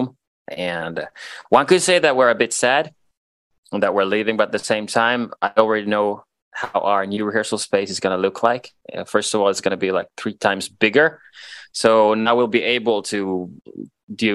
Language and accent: English; Vantaa, Uusimaa, Finland; first language Swedish; English is a second language; we're from Tikkurila, very proud of it